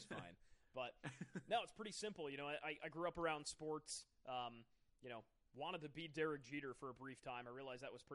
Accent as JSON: {"language": "English", "area": "Fairfield County", "region": "Connecticut", "country": "United States", "tie": "born or raised there", "moved": "as an adult", "lives_now": "Rhode Island, United States", "said": "I was born and raised in Fairfield County, Connecticut, way down in the sort of panhandle of Connecticut."}